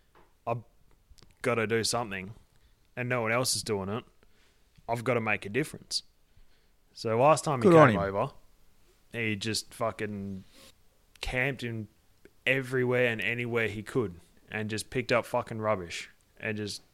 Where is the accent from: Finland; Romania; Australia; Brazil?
Australia; Armidale, New South Wales; I grew up in Armidale, man. Like, that's a fucking invitation for me.